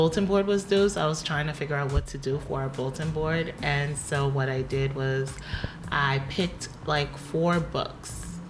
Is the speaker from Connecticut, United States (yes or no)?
yes; Connecticut, United States; moved away as an adult; now in New Jersey, United States; Born and raised in Connecticut. Been living in and out of Jersey for the past 7 years.